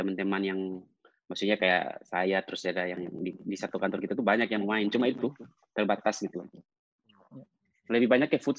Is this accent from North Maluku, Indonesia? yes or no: yes; Ternate, North Maluku, Indonesia; Saya aslinya Ternate.